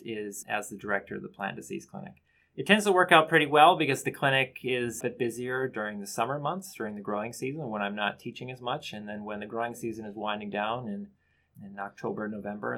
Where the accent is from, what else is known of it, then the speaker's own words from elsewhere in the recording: Bemidji, Minnesota, United States; I am actually from Bemidji, Minnesota, from my, my childhood